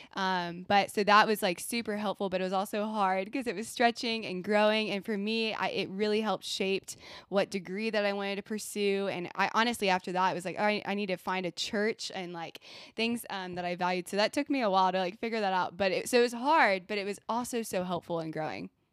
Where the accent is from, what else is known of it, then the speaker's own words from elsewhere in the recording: Texas, United States; moved away as an adult; now in Virginia, United States; so I'm from Texas